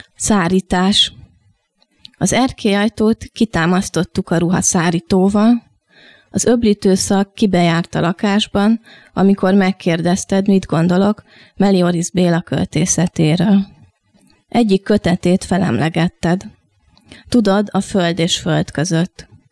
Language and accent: Hungarian; Pécs, Baranya, Hungary; moved away as an adult; also born or lived in Miskolc; now in Budapest, Hungary; 9 év Miskolc, 9 év Pécs, ami tulajdonképpen a meghatározó, tehát úgy érzem, hogy ott nőttem fel.